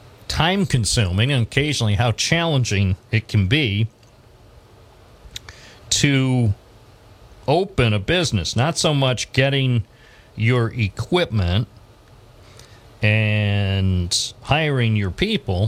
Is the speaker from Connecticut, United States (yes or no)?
no; Endwell, New York, United States; also born or lived in Endicott, New York; as a young lad growing up in Endwell and then later in Endicott